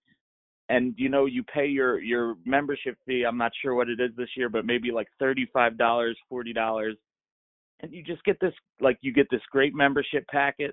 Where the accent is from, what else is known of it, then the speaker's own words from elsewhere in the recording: Philadelphia, Pennsylvania, United States; I grew up in Philly, like born and raised